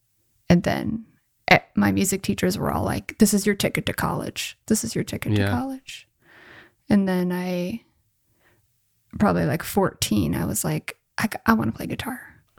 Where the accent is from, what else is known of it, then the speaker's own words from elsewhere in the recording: Tucson, Arizona, United States; now in Los Angeles, United States; I came from Arizona.